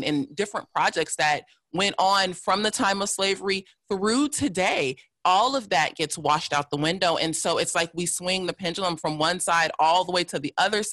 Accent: Los Angeles, California, United States; also born or lived in North Hollywood; I grew up in South LA. And was there until I was about 15, then moved to North Hollywood, which is a suburb of Los Angeles

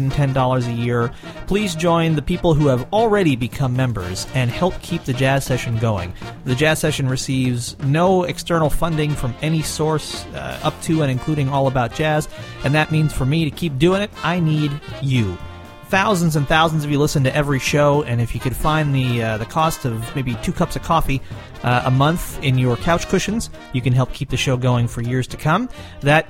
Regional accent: Lenox, Massachusetts, United States; recorded in my hometown of Lenox, Massachusetts

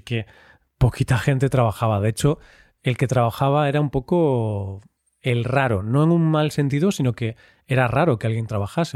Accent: Vigo, Galicia, Spain; en Vigo, en mi ciudad natal, en España

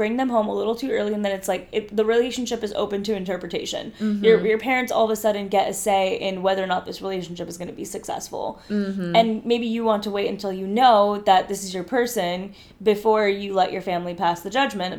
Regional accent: India; I'm Indian and there's a whole concept of arranged marriages

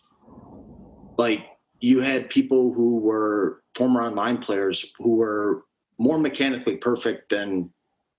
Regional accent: Buffalo, New York, United States; moved away as an adult; now in Las Vegas, United States; I grew up in Buffalo, New York, or just south of Buffalo

